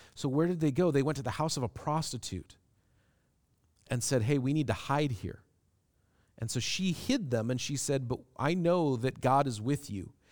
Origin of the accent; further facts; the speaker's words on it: Everett, Washington, United States; also born or lived in Seattle; when I was in kindergarten, we couldn't afford to live in Seattle anymore, so we moved. And I grew up in Everett, Washington